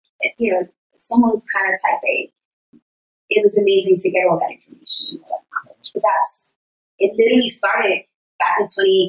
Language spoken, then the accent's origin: English; New York City, New York, United States; I'm from New York.